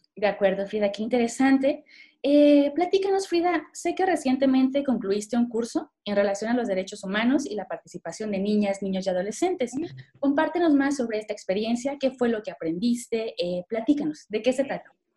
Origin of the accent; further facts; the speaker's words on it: Mexico; nuestro país